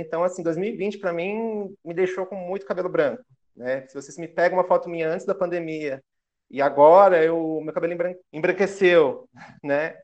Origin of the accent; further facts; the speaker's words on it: Guarulhos, São Paulo, Brazil; Eu nasci aqui em Guarulhos, São Paulo.